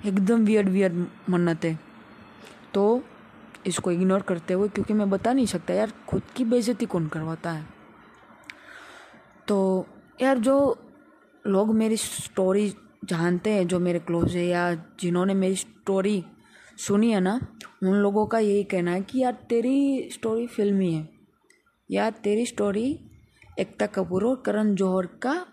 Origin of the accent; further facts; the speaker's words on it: Rajkot, Gujarat, India; मैं राजकोट गुजरात से बिलोंग करता हूँ